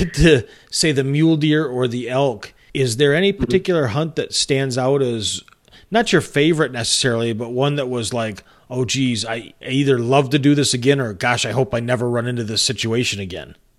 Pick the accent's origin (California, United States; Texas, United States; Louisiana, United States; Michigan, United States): Michigan, United States; just north of Port Huron; moved away; I grew up just north of Port Huron